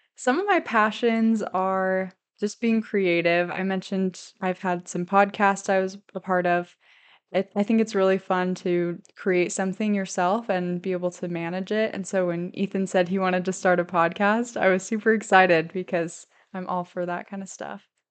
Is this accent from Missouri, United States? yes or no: yes; St. Louis, Missouri, United States; moved away as an adult; now in Idaho, United States; I grew up in Saint Louis, Missouri